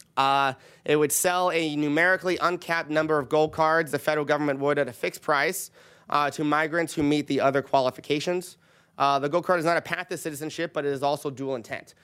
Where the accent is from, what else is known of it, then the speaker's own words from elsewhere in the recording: California, United States; I'm from California